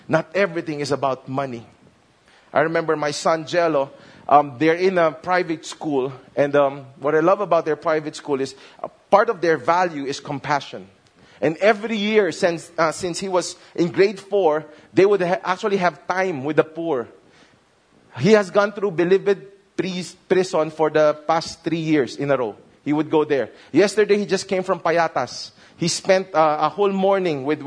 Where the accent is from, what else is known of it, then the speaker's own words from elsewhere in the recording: Manila, Metro Manila, Philippines; I grew up in Binondo, and we live in a building.